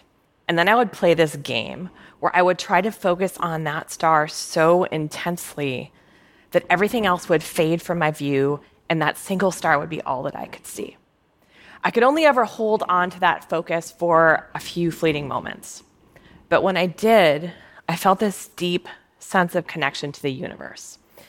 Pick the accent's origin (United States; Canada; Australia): United States; Minnesota; But when I was growing up in Minnesota, one of my favorite things to do on a summer evening was grab my old raggedy Ann sleeping bag and take it out into a field behind my house